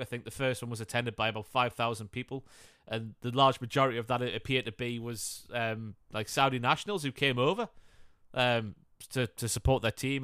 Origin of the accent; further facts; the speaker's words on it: Northumberland, North East England, United Kingdom; accent: Newcastle; I'm a farmer from Northumberland